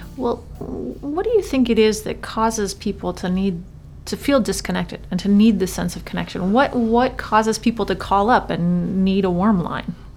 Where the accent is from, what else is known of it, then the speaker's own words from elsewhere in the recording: Maine, United States; as somebody who's lived in Maine all of my life